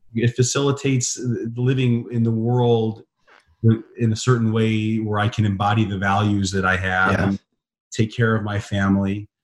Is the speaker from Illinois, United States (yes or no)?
yes; Chicago, Illinois, United States; I grew up in Chicago